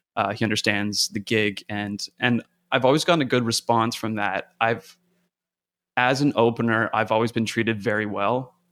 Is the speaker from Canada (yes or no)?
yes; Canada; moved away as an adult; now in United States; I'm from Canada originally. Uh, kind of cut my teeth up there.